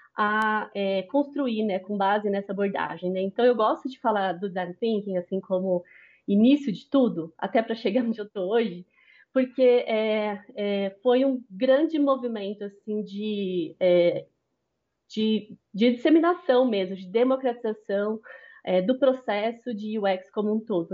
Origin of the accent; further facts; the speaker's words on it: São Paulo, Brazil; sou paulista